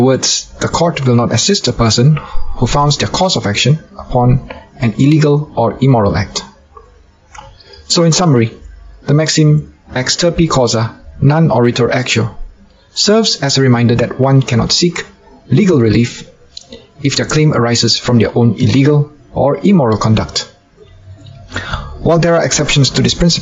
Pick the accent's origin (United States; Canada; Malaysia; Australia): Malaysia; I'm a lawyer from Malaysia.